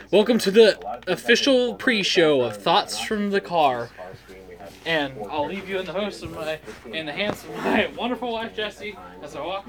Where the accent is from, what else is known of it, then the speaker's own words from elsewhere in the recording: Huntington, West Virginia, United States; everybody knows we're from Huntington, West Virginia, and that we live on 11th.